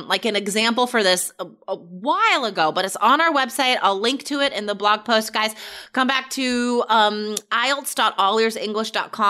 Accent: Carson City, Nevada, United States; there's not much in my hometown, but I guess it's most well known just for being the capital of Nevada and its proximity to Lake Tahoe

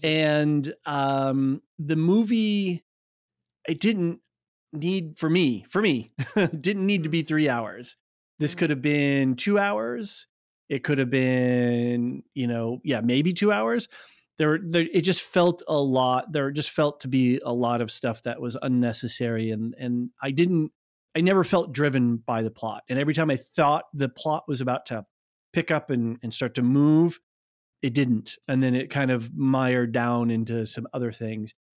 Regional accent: United States

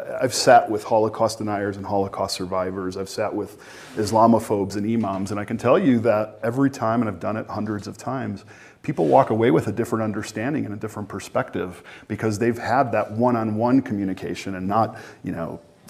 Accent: Chicago, Illinois, United States; I come from Chicago

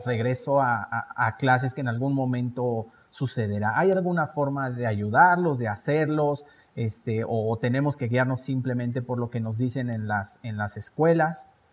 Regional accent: Mexico; como mexicanos nos van a seguir

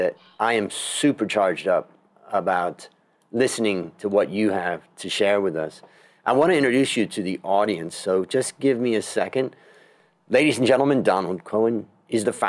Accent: Cleveland, Ohio, United States; I grew up in Cleveland, so not very far from Detroit

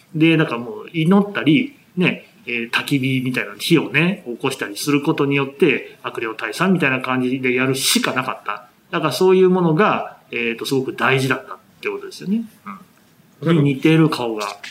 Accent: Aichi, Japan; 私は愛知県出身でして

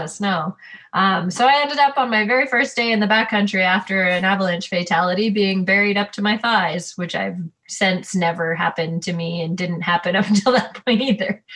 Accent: Ontario, Canada; moved away; I'm from Ontario.

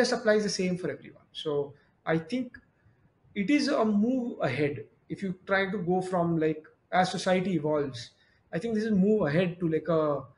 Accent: India; being Indian citizen, having full family and rest of my family all in India

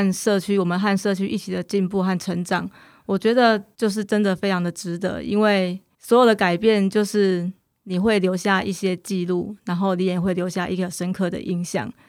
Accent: Kouhu, Yunlin County, Taiwan; 我希望我的故乡更好。那我希望我的孩子，我教出去的学生，他们都是很认同自己的故乡。然后这个地方，它可能是有水患嘛，会淹水。

